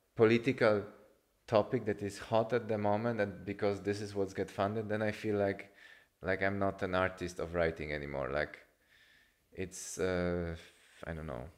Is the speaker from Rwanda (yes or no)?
no; Poland; I come from Poland